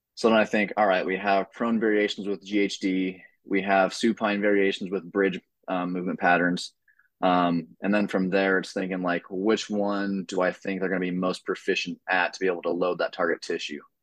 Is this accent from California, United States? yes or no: no; Oregon, United States; moved away as an adult; now in Maryland, United States; I'm originally from Oregon